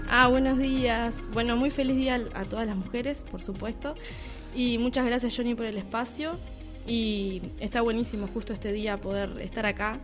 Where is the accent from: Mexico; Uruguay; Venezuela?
Uruguay; somos uruguayos